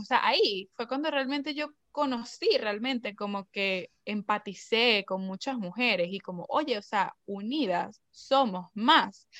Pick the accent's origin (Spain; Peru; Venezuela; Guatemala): Venezuela; moved away; nosotros venimos de Venezuela